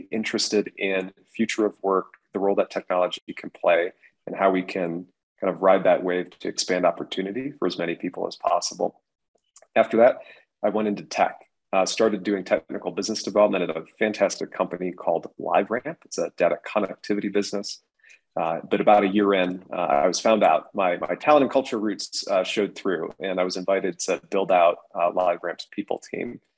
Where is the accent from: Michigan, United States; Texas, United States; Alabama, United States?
Michigan, United States; just outside of Detroit; I grew up just outside of Detroit